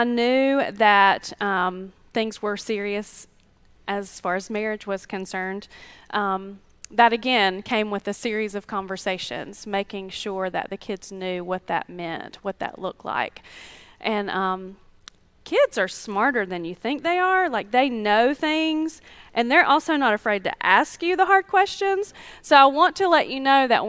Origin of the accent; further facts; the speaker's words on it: Greer, South Carolina, United States; I grew up in Greer, so I know everybody